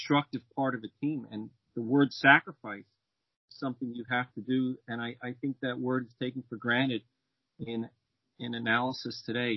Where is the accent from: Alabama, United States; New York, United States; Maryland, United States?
New York, United States; born or raised there; English is a second language; also born or lived in Rome, Italy